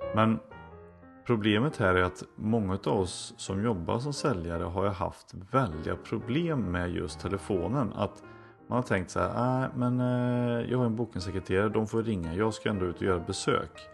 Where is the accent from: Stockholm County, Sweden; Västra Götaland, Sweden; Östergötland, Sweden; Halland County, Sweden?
Västra Götaland, Sweden; Floby; i Floby då växte jag upp